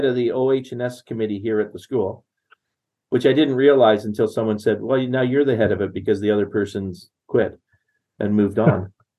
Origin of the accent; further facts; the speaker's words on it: Netherlands; now in Canada; I'm from Holland. My parents are Dutch, right?